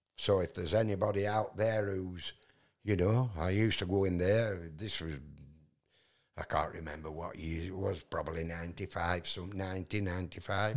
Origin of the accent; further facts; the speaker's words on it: Yorkshire and the Humber, United Kingdom; accent: Yorkshire; I'm from Yorkshire in England